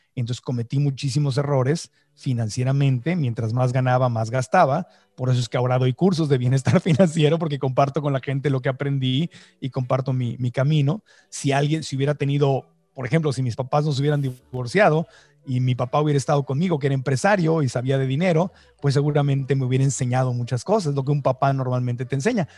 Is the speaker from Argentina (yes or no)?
no; Mexico; now in United States; en mi acta de nacimiento mexicana, porque nací en México